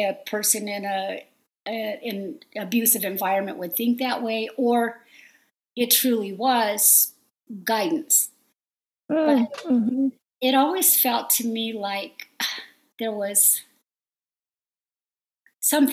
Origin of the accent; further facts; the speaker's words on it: San Fernando Valley, Southern California, United States; accent: Valley girl; I grew up in the in Southern California, mostly all over the San Fernando Valley